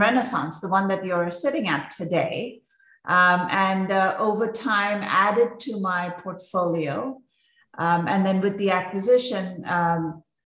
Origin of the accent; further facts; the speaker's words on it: Mumbai, Maharashtra, India; I grew up in Mumbai, India